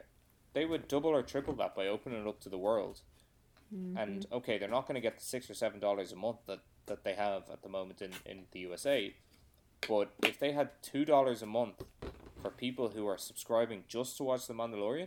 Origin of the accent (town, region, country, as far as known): Ireland